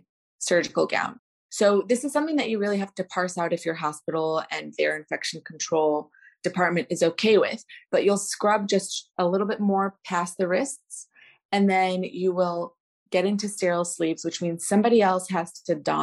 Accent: Chicago, Illinois, United States; I am the most Chicago born, bred and raised person you can come around

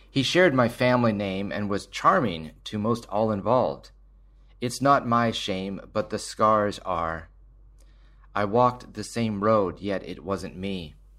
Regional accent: Surrey, British Columbia, Canada; I grew up in Surrey in the seventies and eighties

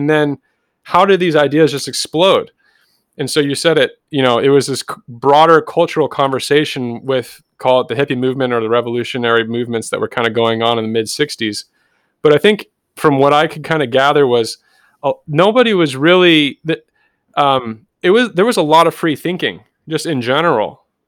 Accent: Danville, California, United States; also born or lived in Newport Beach; I was born in Newport Beach, and my mother and father were divorced when I was really young. So I was moved into Danville in Northern California in the East Bay, which is just a landlocked suburb.

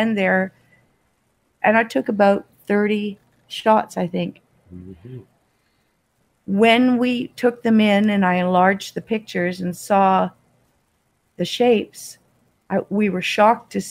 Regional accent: Toronto, Ontario, Canada; also born or lived in Australia; now in Kingston, Canada; I'm originally from Toronto

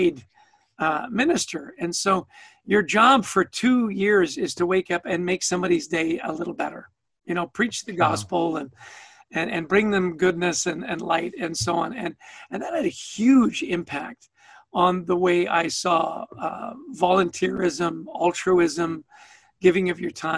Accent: Vancouver, British Columbia, Canada; also born or lived in Edmonton, Canada; now in United States; I grew up in Canada, born in Edmonton, raised in Vancouver. I've lived in the States now for much longer than I lived in Canada

